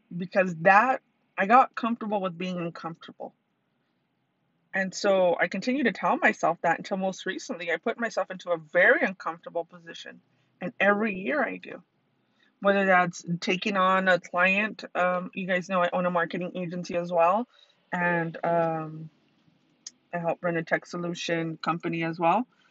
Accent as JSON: {"language": "English", "town": "Tucson", "region": "Arizona", "country": "United States", "tie": "born or raised there", "said": "Tucson, Arizona is my hometown"}